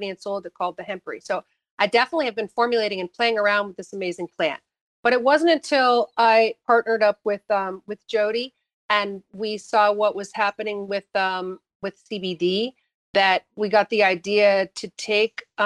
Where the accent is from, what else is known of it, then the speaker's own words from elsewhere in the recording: New Hampshire, United States; I grew up in New Hampshire